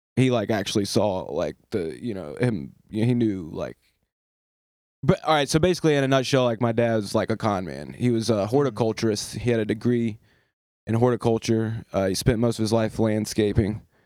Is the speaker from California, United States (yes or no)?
no; Eastern North Carolina, United States; although I was born in the West, I was raised down East